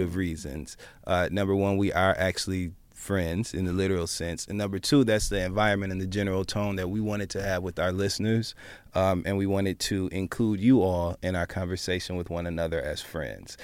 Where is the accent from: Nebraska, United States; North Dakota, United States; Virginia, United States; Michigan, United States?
Michigan, United States; moved away as an adult; now in New York City, United States; I'm from Michigan.